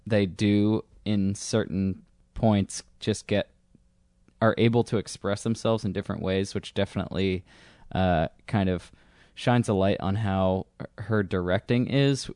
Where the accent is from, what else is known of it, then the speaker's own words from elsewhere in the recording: Northeast, United States; growing up in suburbs, growing up in the Northeast where everyone's miserable